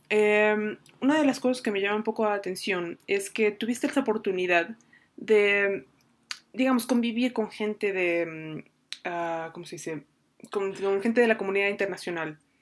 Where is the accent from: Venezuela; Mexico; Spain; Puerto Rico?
Mexico; cuando yo estaba en Japón éramos, em, dos mexicanos